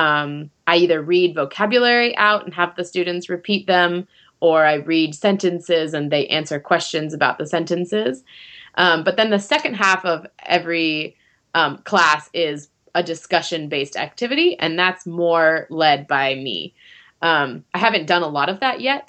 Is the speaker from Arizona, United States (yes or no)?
yes; Arizona, United States; moved away as an adult; now in Japan; I'm from Arizona